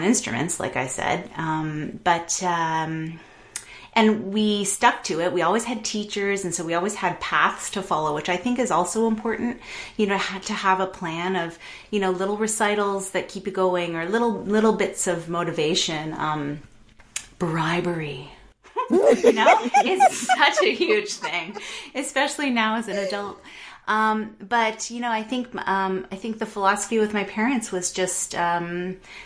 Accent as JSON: {"language": "English", "town": "Toronto", "region": "Ontario", "country": "Canada", "tie": "born or raised there", "also_born_or_lived": "London, Ontario", "said": "I grew up in Toronto, and we moved to London, Ontario, which is just outside of Toronto, for my middle school and high school years."}